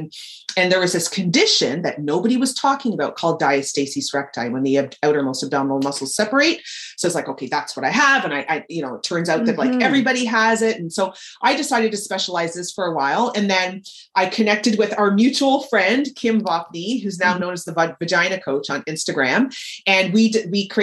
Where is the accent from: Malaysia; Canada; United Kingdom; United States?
Canada; Toronto, Ontario; I'm born and raised in Toronto